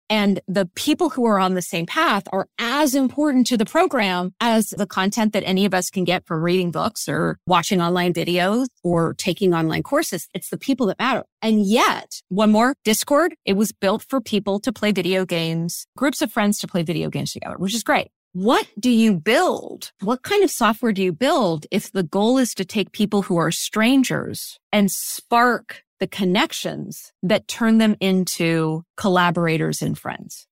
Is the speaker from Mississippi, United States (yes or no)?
no; Silicon Valley, California, United States; today in my hometown, you have a multi-trillion dollar company that has preserved the orchards